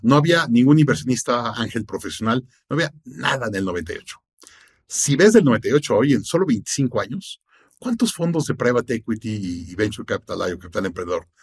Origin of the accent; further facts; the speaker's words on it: Mexico; Soy mexicano con empresa en Estados Unidos